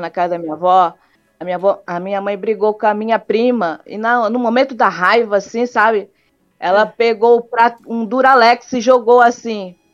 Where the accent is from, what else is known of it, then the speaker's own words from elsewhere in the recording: Rio de Janeiro, Brazil; also born or lived in Ananindeua; now in Belém, Brazil; eu sou do Rio de Janeiro, mas moro aqui em Belém.